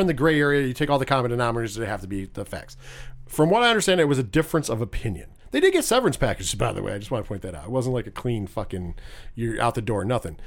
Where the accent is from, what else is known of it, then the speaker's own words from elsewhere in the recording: New York, United States; I'm from New York